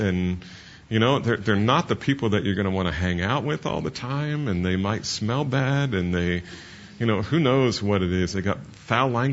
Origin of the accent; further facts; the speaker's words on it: New Jersey, United States; I'm from New Jersey.